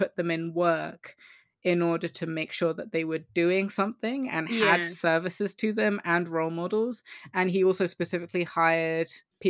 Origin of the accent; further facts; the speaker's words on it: Croydon, London, United Kingdom; I was brought up in Croydon, and like none of them had good role models or the ability to go to a good school